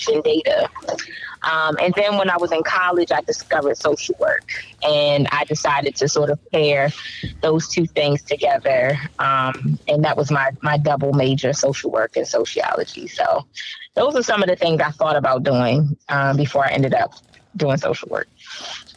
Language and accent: English; Baltimore, Maryland, United States; growing up in Baltimore City